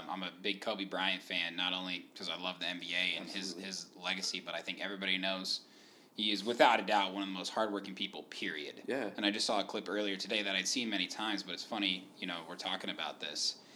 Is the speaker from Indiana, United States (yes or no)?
yes; Indiana, United States; You know, I told you I was from Indiana.